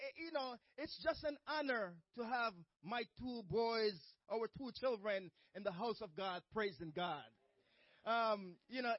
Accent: Jamaica; moved away; as a child growing up in Jamaica back in the days

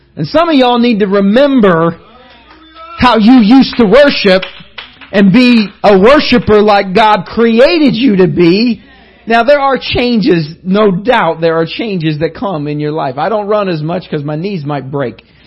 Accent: Indiana, United States; I was from Indiana

